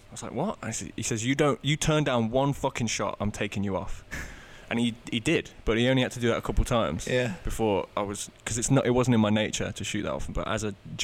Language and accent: English; Coventry, West Midlands, United Kingdom; because I'm a northerner, obviously. Yeah. I'm from Coventry.